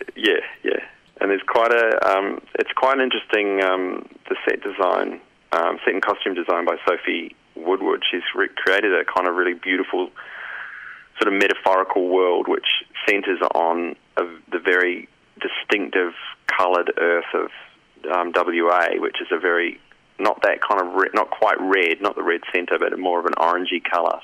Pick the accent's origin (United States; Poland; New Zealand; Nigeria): New Zealand; now in Australia; I'm from New Zealand originally.